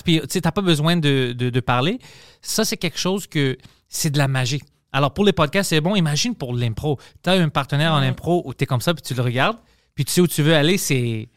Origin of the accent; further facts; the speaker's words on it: Montreal, Quebec, Canada; on a grandi, nous, sais, à Parkex, tout ça, avec mes amis